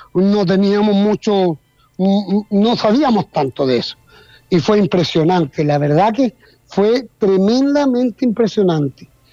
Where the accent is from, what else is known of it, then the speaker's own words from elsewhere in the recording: Chile; Aquí en Chile